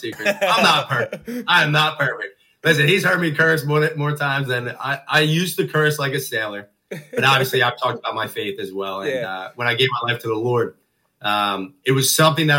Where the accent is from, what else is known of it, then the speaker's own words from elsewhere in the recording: Norristown, Pennsylvania, United States; I love growing up in Narstown